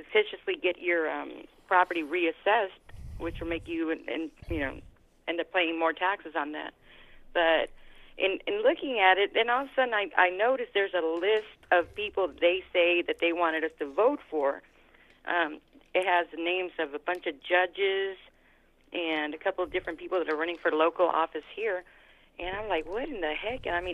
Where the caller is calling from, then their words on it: California, United States; I'm calling you from California.